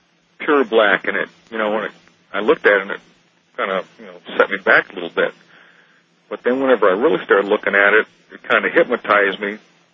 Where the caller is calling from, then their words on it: Jackson, Michigan, United States; I'm calling from Jackson, Michigan.